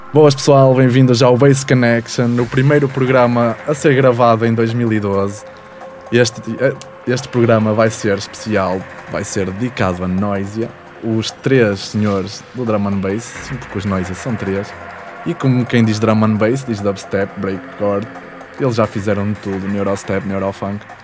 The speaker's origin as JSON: {"language": "Portuguese", "town": "Vila Nova de Gaia", "region": "Porto District", "country": "Portugal", "said": "sou de Gaia"}